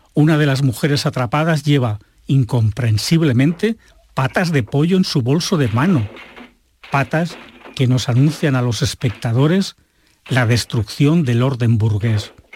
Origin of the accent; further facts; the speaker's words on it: Calanda, Aragon, Spain; yo nací en Calanda, muy cerquita donde había nacido Luis Buñuel